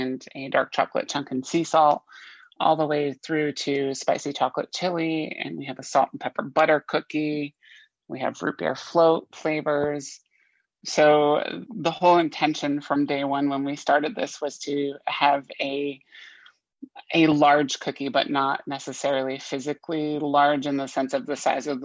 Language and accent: English; Vermont, United States; moved away as an adult; now in Tampa Bay, United States; we both grew up in the New England area. I'm originally from Vermont State